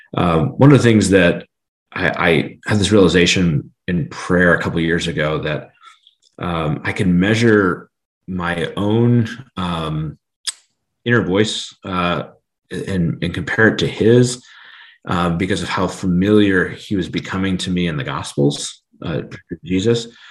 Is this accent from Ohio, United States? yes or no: yes; Steubenville, Ohio, United States; moved away; I grew up in Steubenville